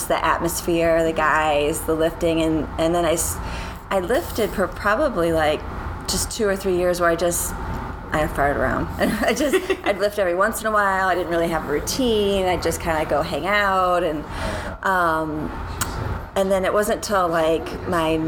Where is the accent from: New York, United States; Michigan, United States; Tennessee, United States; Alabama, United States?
Michigan, United States; Detroit; moved away as an adult; now in North Carolina, United States; Well, I grew up in outside Detroit, Michigan. So I grew up in Michigan, yeah, till I was all through college.